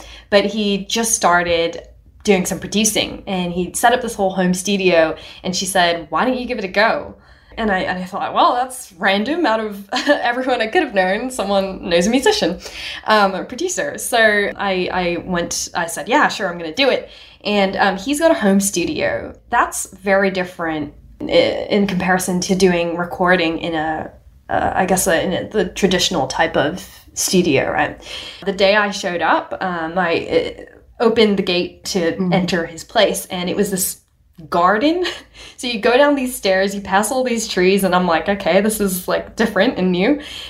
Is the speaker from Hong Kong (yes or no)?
yes; Hong Kong; born or raised there; also born or lived in India; now in Australia